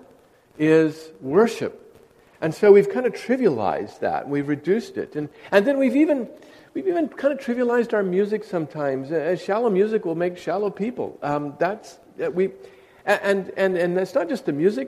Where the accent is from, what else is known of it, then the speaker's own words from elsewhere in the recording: Northern California, United States; moved away as an adult; now in Southern California, United States; I grew up in Northern California